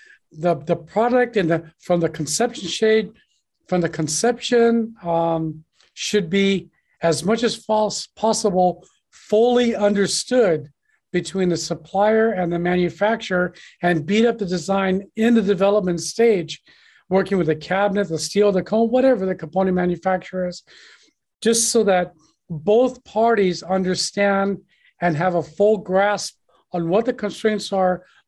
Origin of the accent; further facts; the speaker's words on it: United States; moved away as an adult; now in Guangzhou, China; I'm an American. I've been here for 22 years